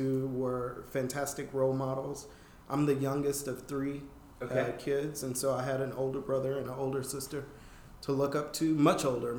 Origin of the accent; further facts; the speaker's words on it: the South, United States; I have. I have.